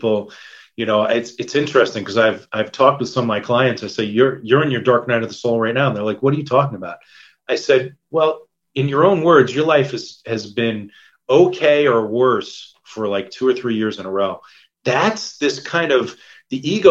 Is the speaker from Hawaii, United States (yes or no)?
no; New York, United States; moved away as an adult; also born or lived in San Diego, California; I'm from New York originally